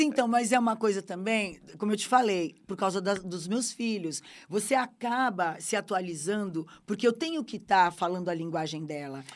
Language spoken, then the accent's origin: Portuguese; Brazil